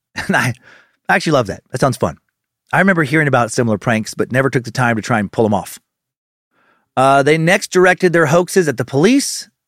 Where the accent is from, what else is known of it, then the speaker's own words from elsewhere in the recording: Idaho, United States; where I spent most of my childhood in Idaho